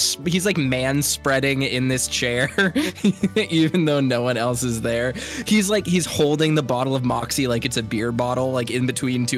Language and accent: English; Maine, United States; like many things from my home state